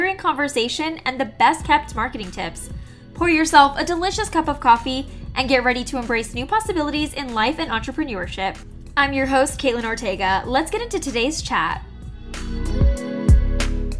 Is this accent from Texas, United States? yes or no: yes; McAllen, Texas, United States; also born or lived in College Station, Texas; I'm from South Texas, McAllen to be more specific if you know where that is, and I went to Mac High